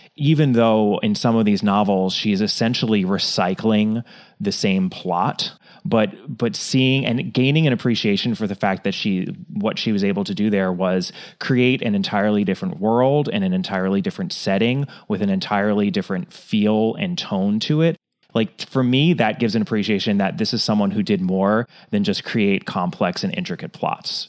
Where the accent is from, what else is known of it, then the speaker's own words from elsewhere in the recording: United States; as an American